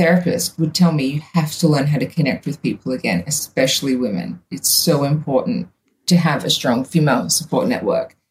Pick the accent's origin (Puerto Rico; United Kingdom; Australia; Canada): Australia; also born or lived in United States; when I moved home from the States